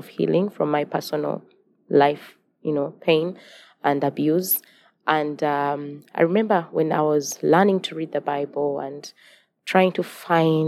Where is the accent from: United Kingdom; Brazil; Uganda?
Uganda; I'm from Uganda, and I'm the founder and executive director of the Remnant Generation.